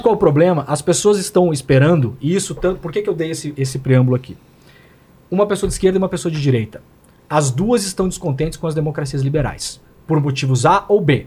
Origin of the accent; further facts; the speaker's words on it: interior of Santa Catarina, Brazil; moved away; Eu sou do interior de Santa Catarina